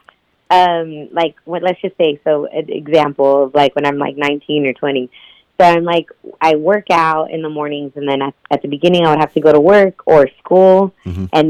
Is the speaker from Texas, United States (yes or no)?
yes; Houston, Texas, United States; I was born and raised in Houston, Texas.